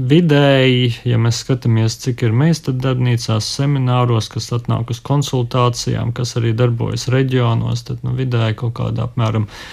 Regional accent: Jēkabpils, Latvia; es pats arī no Jēkabils biju

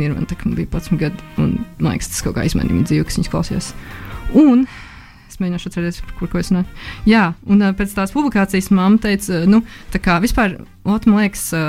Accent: Jūrmala, Latvia; also born or lived in Riga; sākumā es dzīvoju Rīgā, līdz kaut kādai otrai klasē. Mēs dzīvojam Rīgā. Un eh, pēc tam es pārvācos uz Jurmālu

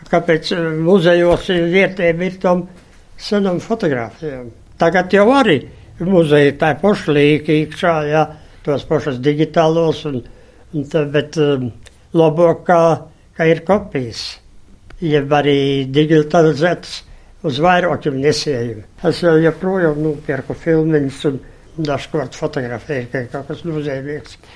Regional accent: Latgale, Latvia; moved away as an adult; To es 60 gadus esmu projām no Latvijas

